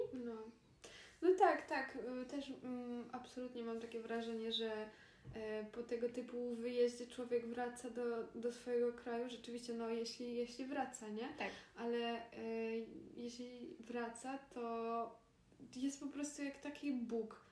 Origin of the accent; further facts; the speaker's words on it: Poland; moved away as an adult; also born or lived in Granada, Spain; urodziłyśmy się w Polsce